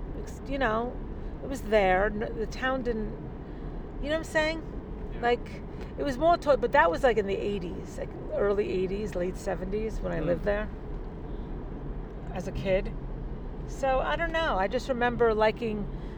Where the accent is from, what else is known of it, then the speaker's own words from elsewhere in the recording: North Bellmore, New York, United States; I grew up in North Belmore.